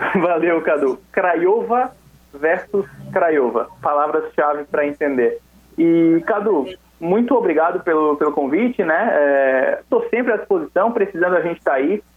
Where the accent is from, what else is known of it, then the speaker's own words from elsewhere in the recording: São José, Santa Catarina, Brazil; also born or lived in Florianópolis; Sou de, sou de Florianópolis, né? Nasci em Florianópolis, cresci em São José, sou da área aí